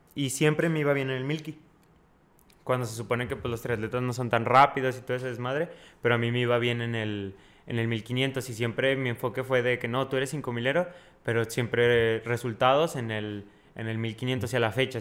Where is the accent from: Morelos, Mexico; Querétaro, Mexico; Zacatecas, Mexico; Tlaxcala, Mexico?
Zacatecas, Mexico; Fresnillo; also born or lived in Sonora / Mexico City; now in Toluca, Mexico; Ahorita estoy en Toluca, pero soy de Fresnillo y estudio en Sonora